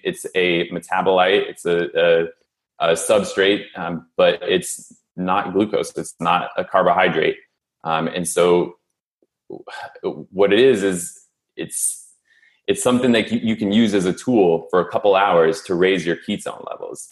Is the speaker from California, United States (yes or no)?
yes; San Francisco, California, United States; moved away as an adult; also born or lived in Philadelphia; I was born and raised in San Francisco